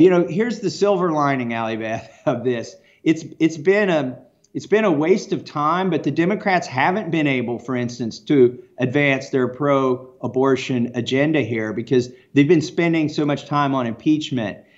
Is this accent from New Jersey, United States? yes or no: no; Kentucky, United States; I'm from Kentucky.